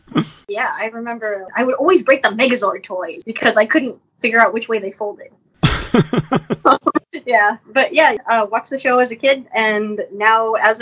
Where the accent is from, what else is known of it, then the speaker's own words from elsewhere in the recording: California, United States; Like, I grew up in the Bay Area, and this is like video game headquarters, basically.